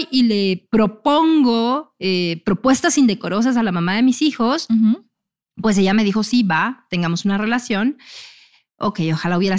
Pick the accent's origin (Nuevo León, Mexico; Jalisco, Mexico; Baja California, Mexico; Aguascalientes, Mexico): Nuevo León, Mexico; Monterrey; regia. O sea, yo soy de Monterrey.